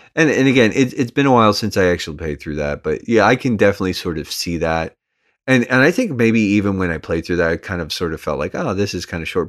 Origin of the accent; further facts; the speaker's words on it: United States; I'm just American